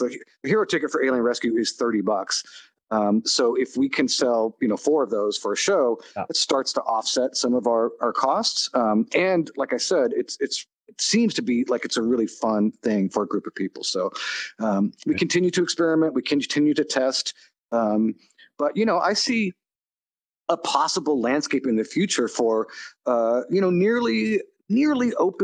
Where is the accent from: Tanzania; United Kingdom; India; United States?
United States; California; I'm from California and was born in the late 60s.